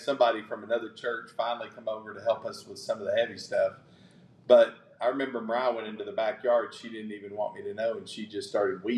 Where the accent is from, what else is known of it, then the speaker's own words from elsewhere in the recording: Knoxville, Tennessee, United States; moved away as an adult; also born or lived in Williamson County, Tennessee; now in Henderson, United States; I grew up in East Knoxville